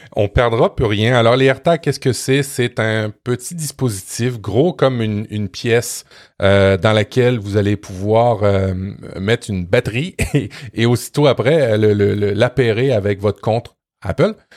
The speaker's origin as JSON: {"language": "French", "country": "Canada", "said": "chez nous au Canada"}